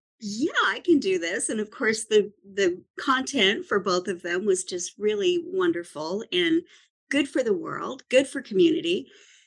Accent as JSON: {"language": "English", "region": "Idaho", "country": "United States", "tie": "born or raised there", "also_born_or_lived": "California / New York", "moved": "yes", "said": "I grew up in Idaho, and then I lived in California for a while, lived in New York for a while"}